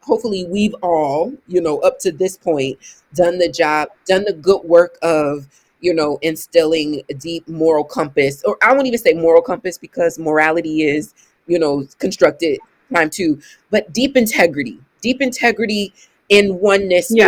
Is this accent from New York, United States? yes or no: no; Ohio, United States; I'm from Ohio